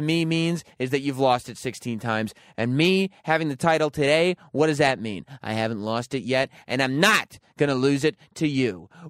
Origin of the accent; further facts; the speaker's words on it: New Orleans, Louisiana, United States; You know, I'm from New Orleans, and if anybody wants to combat with me, you know, I wrestle alligators before.